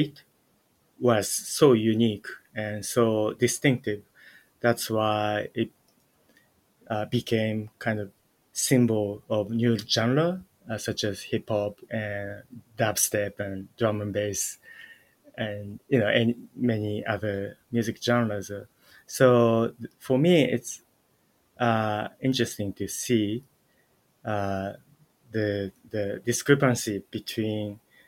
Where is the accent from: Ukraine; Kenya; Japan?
Japan; I was born in Japan and grew up in Japan